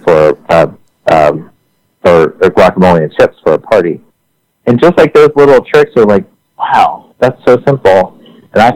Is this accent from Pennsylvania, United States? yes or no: yes; outside of Philadelphia, Pennsylvania, United States; also born or lived in Paris; I grew up outside of Philadelphia